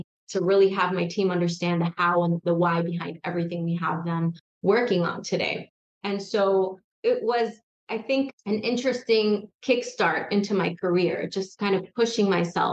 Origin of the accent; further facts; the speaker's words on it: New York City, New York, United States; I grew up in Queens, New York, and it was a rough neighborhood at the time